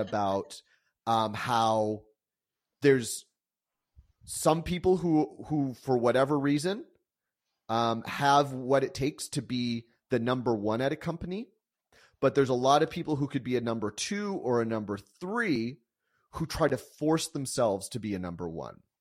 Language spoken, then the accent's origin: English; San Diego, California, United States; also born or lived in Calgary, Alberta, Canada; I was actually born in, in Calgary, Alberta, and, um, and moved to San Diego when I was about four years old.